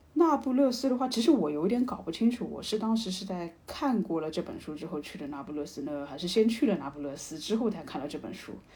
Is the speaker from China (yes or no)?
yes; China; 我作为一个中国人